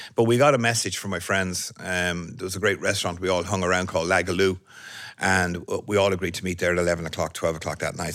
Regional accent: Ireland; moved away as an adult; now in New York, United States; my in, instinct of being Irish

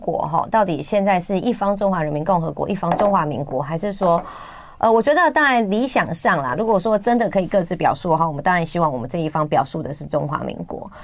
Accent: Taiwan; 这也是我们台湾人的共识

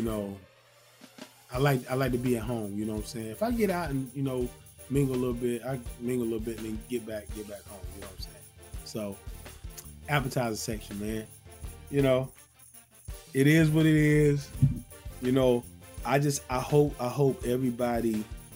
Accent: Zebulon, North Carolina, United States; now in Georgia, United States; I'm originally from North Carolina, Zebulon, North Carolina, to be exact. And I live in Georgia. I've been in Georgia for years

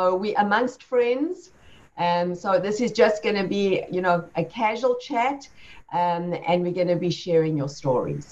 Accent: South Africa; moved away as an adult; now in United States; That was how long ago I left South Africa, my home country, to come to the U.S.

